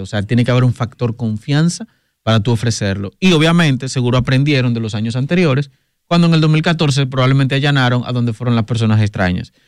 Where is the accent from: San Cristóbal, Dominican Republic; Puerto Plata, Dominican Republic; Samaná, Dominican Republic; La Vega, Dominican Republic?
Puerto Plata, Dominican Republic; soy de Puerto Plata